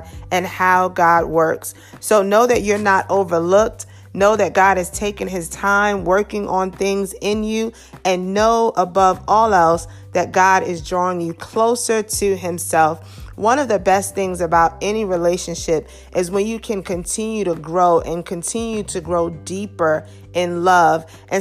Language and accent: English; New York City, New York, United States; Growing up in Brooklyn